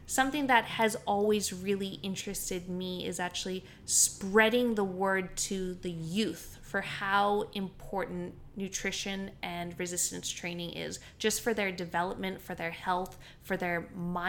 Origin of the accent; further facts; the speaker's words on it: Canada; now in Australia; Where I grew up in Canada, there's a lot of just your standard public schools.